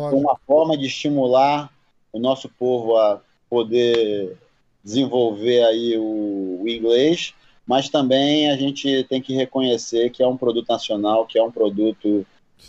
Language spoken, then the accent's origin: Portuguese; Amazonas, Brazil; Eu sou do Amazonas